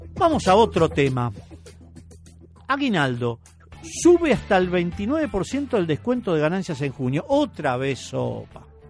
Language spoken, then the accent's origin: Spanish; Argentina; somos todos los argentinos